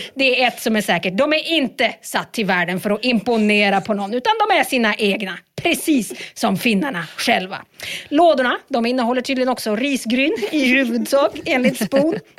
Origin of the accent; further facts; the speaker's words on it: Sweden; Vi är ju ändå svenskar